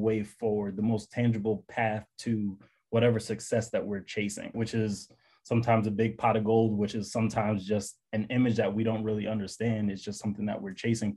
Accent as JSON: {"language": "English", "town": "New York City", "region": "New York", "country": "United States", "tie": "born or raised there", "said": "I grew up in Bed-Stuy, Brooklyn."}